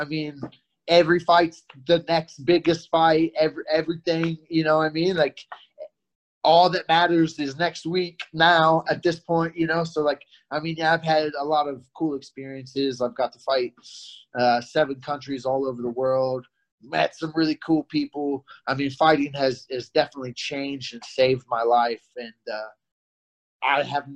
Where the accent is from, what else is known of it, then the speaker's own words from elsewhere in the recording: Missouri, United States; I grew up in Missouri